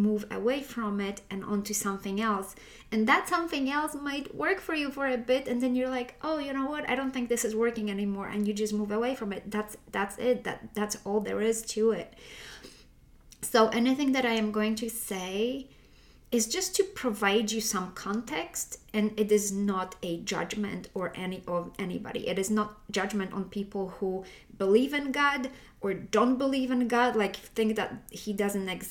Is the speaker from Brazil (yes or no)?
no; Poland; I was raised in Poland, and most of the Poland is Roman Catholic